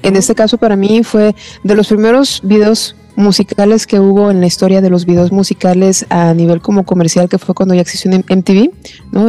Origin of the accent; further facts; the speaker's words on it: Mexico; creo que como mexicanos